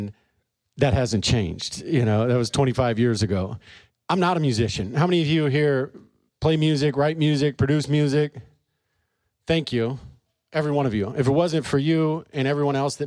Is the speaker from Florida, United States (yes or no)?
no; St. Louis, Missouri, United States; moved away as an adult; also born or lived in Charleston, South Carolina / California; I was born in Charleston, South Carolina, moved here when I was 6 years old, and grew up in St. Louis